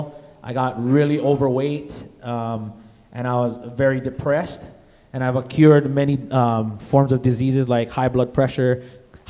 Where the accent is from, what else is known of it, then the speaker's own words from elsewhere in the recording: Hawaii, United States; moved away; I'm originally from Hawaii. And back home in Hawaii